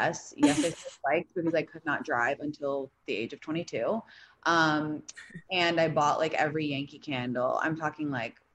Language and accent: English; London, United Kingdom; also born or lived in San Francisco / New York; now in Los Angeles, United States; I grew up in London, then I lived in San Francisco, then I lived in New York, and now I live in LA.